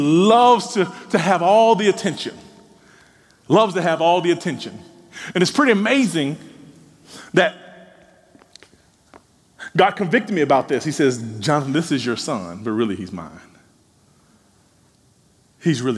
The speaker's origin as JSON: {"language": "English", "region": "Mississippi", "country": "United States", "tie": "born or raised there", "said": "growing up in Mississippi"}